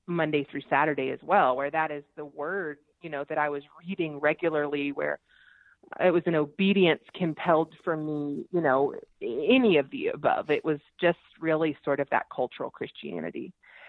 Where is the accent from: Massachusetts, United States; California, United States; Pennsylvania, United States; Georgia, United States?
Georgia, United States; I'm from Georgia. We're in the Bible Belt